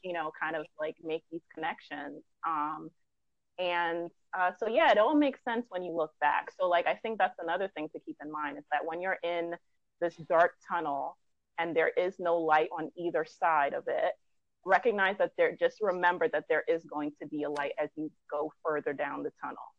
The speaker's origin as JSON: {"language": "English", "town": "New York City", "region": "New York", "country": "United States", "tie": "born or raised there", "said": "originally from Brooklyn, uh-huh. New York."}